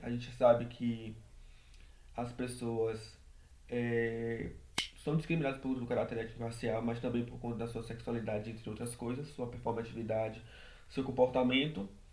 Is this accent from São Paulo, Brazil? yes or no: no; São Félix, Bahia, Brazil; moved away as an adult; now in Salvador, Brazil; Nasci em São Félix, que é uma cidade do Recôncavo da Bahia, fica ali próxima a Muritiba, Cachoeira. E fui criado é, pela minha mãe, pela minha avó